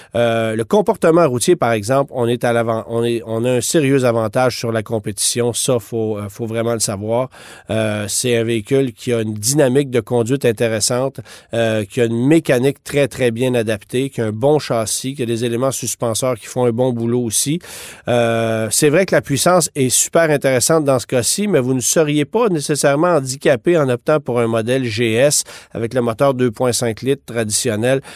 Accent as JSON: {"language": "French", "country": "Canada", "said": "chez nous, au Canada"}